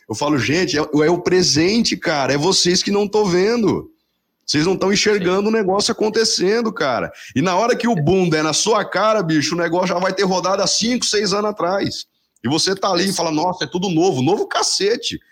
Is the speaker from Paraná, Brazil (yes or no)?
yes; Paraná, Brazil; eu sou aqui do Paraná